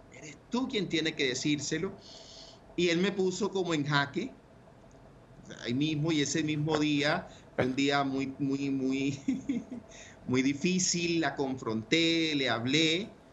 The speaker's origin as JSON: {"language": "Spanish", "town": "Ciénaga de Oro", "region": "Córdoba", "country": "Colombia", "tie": "born or raised there", "moved": "yes", "said": "Nací y me crié en la costa norte, en un pueblo muy bonito que se llama Ciénaga de Oro, Córdoba"}